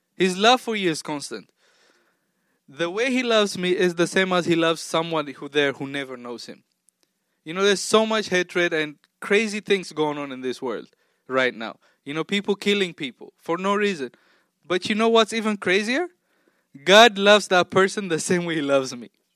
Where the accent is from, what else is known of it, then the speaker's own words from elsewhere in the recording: Tanzania; also born or lived in Ethiopia / Oklahoma; now in Maryland, United States; I grew up half, more than half my life in Tanzania, which is also East Africa